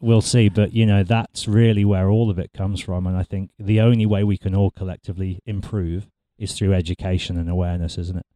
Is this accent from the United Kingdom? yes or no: yes; United Kingdom; moved away as an adult; now in Australia